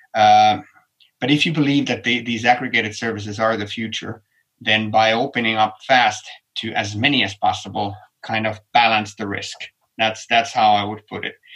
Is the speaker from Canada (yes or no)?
no; Helsinki, Uusimaa, Finland; my hometown helsinki